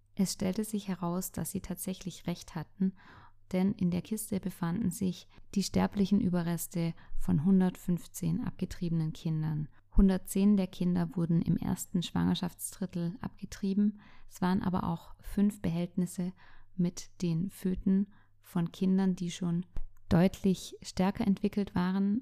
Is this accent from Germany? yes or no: yes; Germany; bei uns in Deutschland